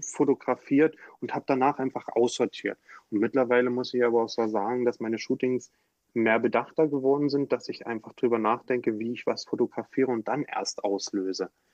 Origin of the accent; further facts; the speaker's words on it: Dresden, Saxony, Germany; moved away; also born or lived in Heidelberg; aus meiner Heimat, ja, aus Dresden